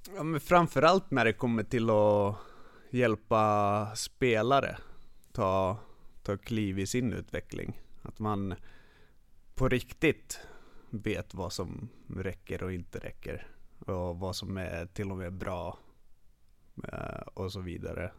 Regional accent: Stockholm, Stockholm County, Sweden; first language Finnish; Swedish is a second language; jag är född i Stockholm, uppvuxen här. Men finska är mitt modersmål.

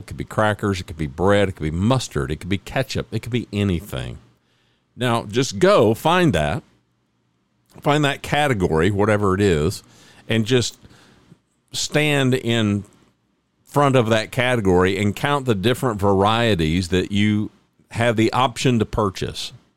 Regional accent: Oklahoma, United States; also born or lived in north central Texas; now in Texas, United States; I was born in Oklahoma

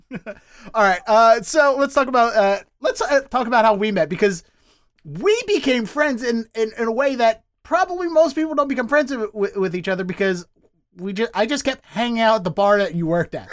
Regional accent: Dundalk, Maryland, United States; accent: Baltimore; now in Boston, United States; I grew up in Dundalk, which is technically the county

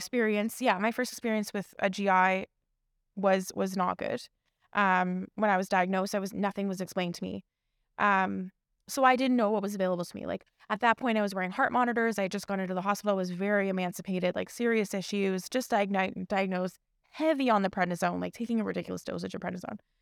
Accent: Toronto, Ontario, Canada; I grew up in Scarborough, born and raised, like, Scarborough to the world

